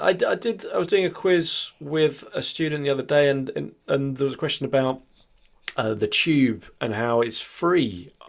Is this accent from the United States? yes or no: no; United Kingdom; as a Brit in my own circle, in the places I've lived.